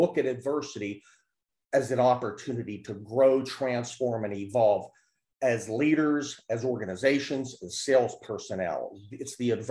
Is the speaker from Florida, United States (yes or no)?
no; Pittsburgh, Pennsylvania, United States; I'm originally from Pittsburgh, Pennsylvania